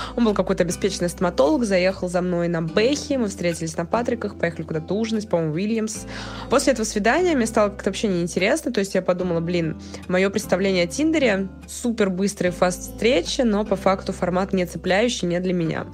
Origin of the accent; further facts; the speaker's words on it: Moscow, Russia; я из Москвы, прожила здесь всю свою сознательную жизнь